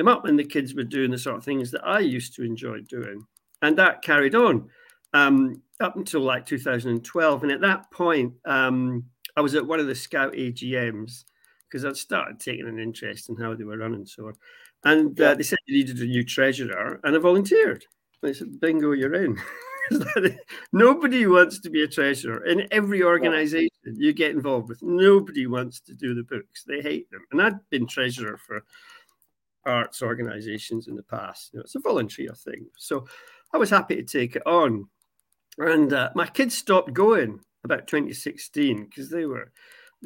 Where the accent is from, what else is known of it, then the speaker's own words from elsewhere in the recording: Aberdeen, Scotland, United Kingdom; I grew up in Aberdeen, Catholic family in a Protestant city